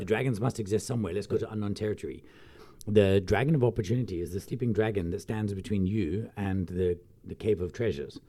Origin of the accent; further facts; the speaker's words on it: Glasgow, Scotland, United Kingdom; now in South Africa; I come from Glasgow